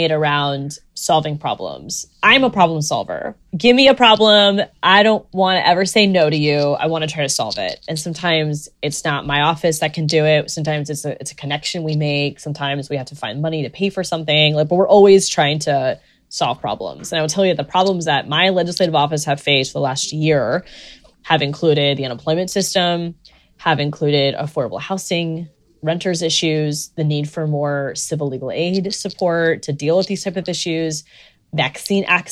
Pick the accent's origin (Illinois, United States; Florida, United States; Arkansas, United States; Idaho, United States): Florida, United States; Central; my roots as growing up in Central Florida